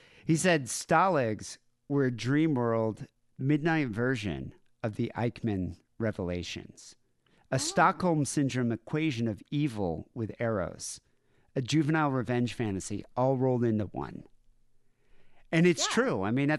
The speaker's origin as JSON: {"language": "English", "country": "South Africa", "tie": "born or raised there", "said": "I mean, growing up in Southern Africa during the 80s, porn completely banned. They call them blue movies. So you'd never have access to it."}